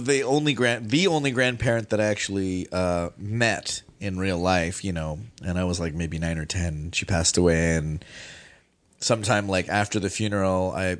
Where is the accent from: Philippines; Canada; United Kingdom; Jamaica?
Philippines; That's what we're really here to talk about, is that I'm actually Filipino.